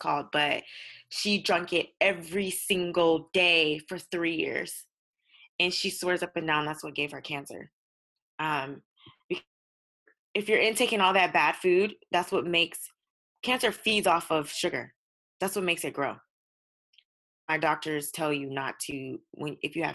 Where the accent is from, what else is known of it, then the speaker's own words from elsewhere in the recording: United States; I'm African American